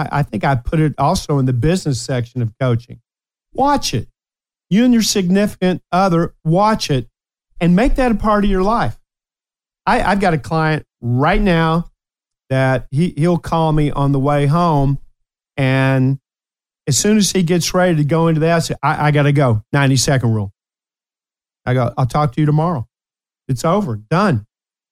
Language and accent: English; Ashland, Kentucky, United States; also born or lived in Appalachia; Before we moved to the big city, Ashland, Kentucky, which I love, my hometown of Ashland